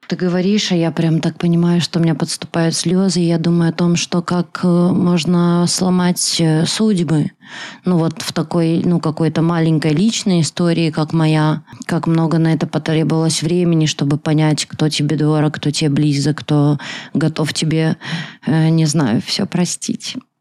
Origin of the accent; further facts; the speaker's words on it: Belarus; сама я белоруска